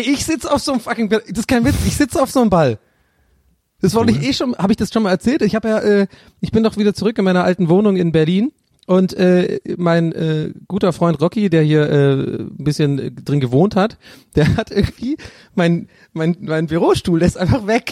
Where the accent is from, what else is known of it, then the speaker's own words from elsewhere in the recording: Ireland; moved away; aus Irland